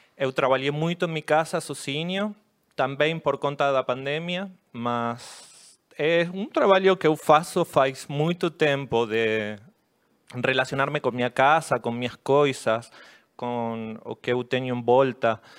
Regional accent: La Plata, Buenos Aires Province, Argentina; Portuguese is a second language; Eu sou de La Plata, eu moro bem pertinho de Buenos

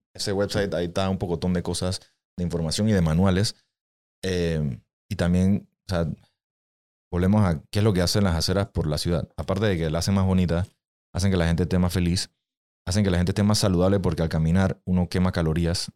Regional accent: Panama; los panameños somos el ser más egoísta que existe

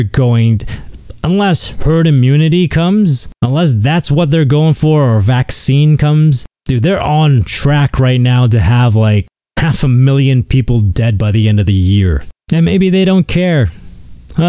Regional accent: Canada

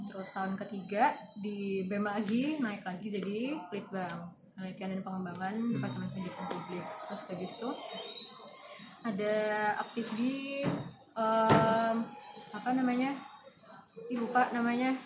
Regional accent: Semarang, Central Java, Indonesia; moved away; Asli Semarang.

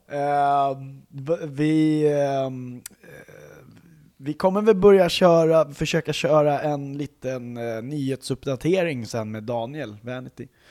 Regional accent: Sweden; vi är svenskar

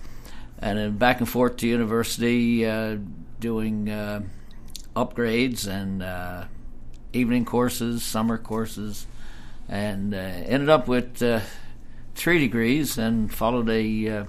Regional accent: Heart's Delight-Islington, Newfoundland and Labrador, Canada; like Stan, I grew up in Heart's Delight, Islington, and found my way back there.

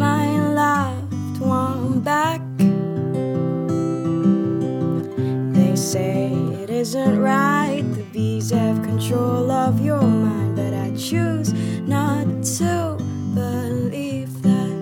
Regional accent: Malaysia; moved away; I'm from Malaysia originally. I was born in Borneo, which is the east in a province of Malaysia.

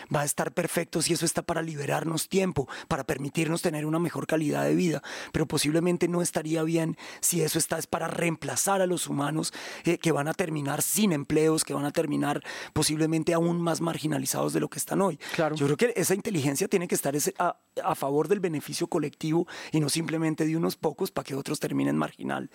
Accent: Bogotá, Colombia; Soy bogotano, claro, nacido, soy más bogotano que Monserrate

